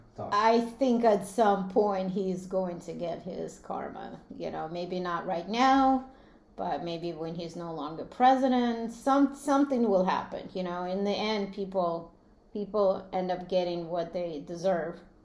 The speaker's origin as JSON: {"language": "English", "country": "Latvia", "tie": "born or raised there", "moved": "yes", "said": "I grew up in in Latvia, which was part of Soviet Union"}